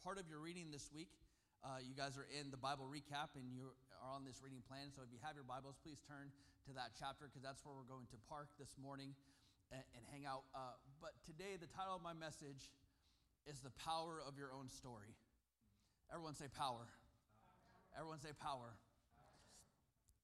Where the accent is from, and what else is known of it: Susanville, California, United States; born or raised there; also born or lived in Sacramento, California